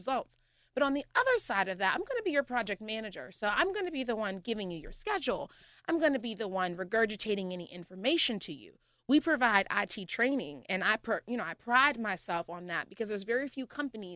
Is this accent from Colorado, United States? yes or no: no; Pittsburgh, Pennsylvania, United States; also born or lived in Murrysville, Pennsylvania; I'm a heart from the Pittsburgh girl. I graduated from Oakland Catholic.